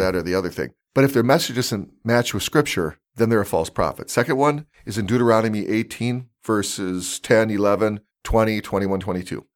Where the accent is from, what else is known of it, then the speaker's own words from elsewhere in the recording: California, United States; I played baseball all growing up in California